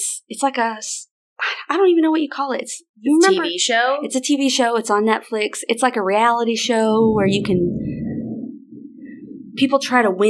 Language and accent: English; Arkansas, United States; We have to. We're from the South. We've heard it all my whole life.